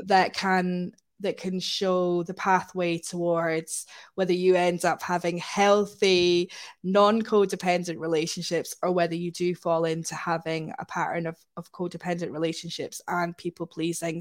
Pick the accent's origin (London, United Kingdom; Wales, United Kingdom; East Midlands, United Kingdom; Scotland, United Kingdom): Scotland, United Kingdom; now in Manchester, United Kingdom; I grew up in Scotland